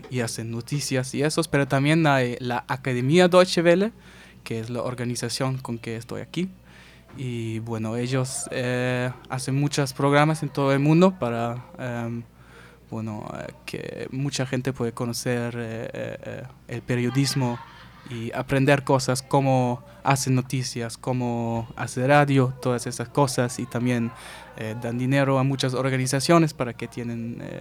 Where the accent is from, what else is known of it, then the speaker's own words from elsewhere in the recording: United States; Spanish is a second language; quizás también porque soy gringo, quién sabe